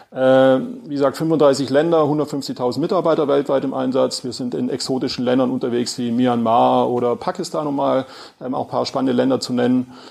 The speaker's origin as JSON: {"language": "German", "region": "Swabia", "country": "Germany", "accent": "Swabian", "said": "Und wie man, glaube ich, hört, ähm, bin Schwabe, versuche Hochdeutsch zu sprechen"}